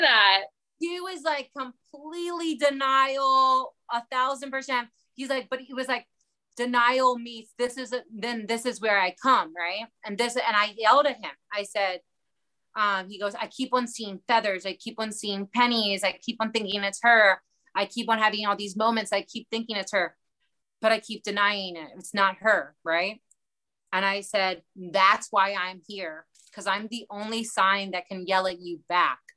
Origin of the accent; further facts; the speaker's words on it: Baltimore, Maryland, United States; I'm from Baltimore